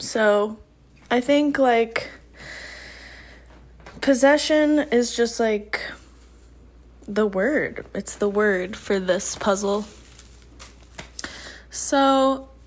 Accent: Midwest, United States; growing up in the Midwest, in a very normal church

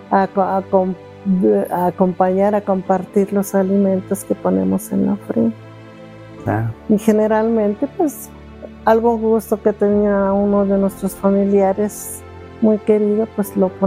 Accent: State of Mexico, Mexico; Yo nací aquí en el Estado de México.

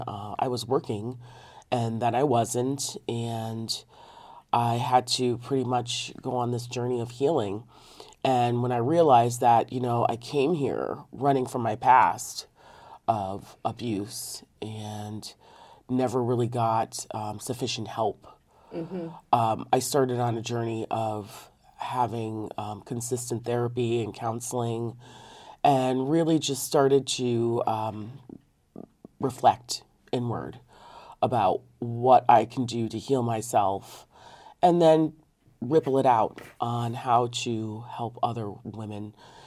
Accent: Connecticut, United States; the overdevelopment in my home state of Connecticut.

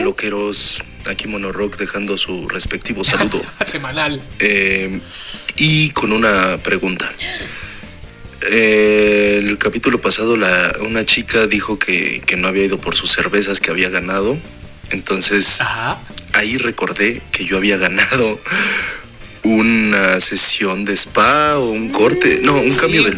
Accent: Spain; soy español

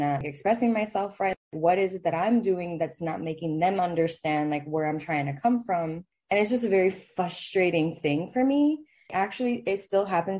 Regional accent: Miami, Florida, United States; moved away; I grew up in Miami, where, like, the Hispanics are not really the minority

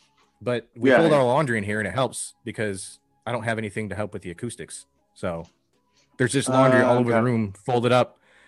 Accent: St. Clair River, across from Sarnia, Michigan, United States; moved away as an adult; also born or lived in South Carolina / Southern California; now in Central Pennsylvania, United States; I grew up right on a river, the St. Clair River, which is right across. Oh, nice. So Sarnia was right next to me when I woke up every day.

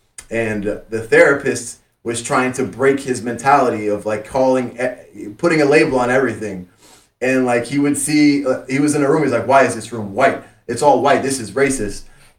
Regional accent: Miami, Florida, United States; I grew up in Miami.

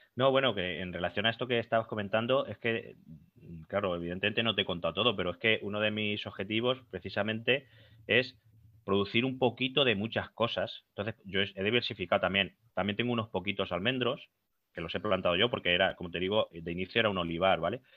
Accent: Albacete, Castilla-La Mancha, Spain

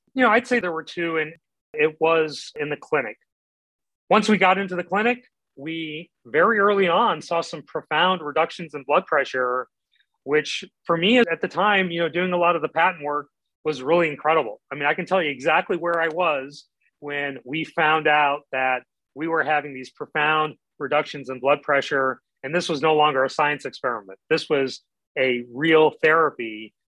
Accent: Midwest, United States; I grew up in the Midwest

